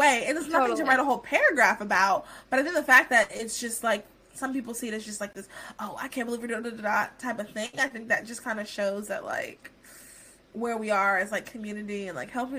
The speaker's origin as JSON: {"language": "English", "country": "United States", "said": "being American, we have hit the jackpot."}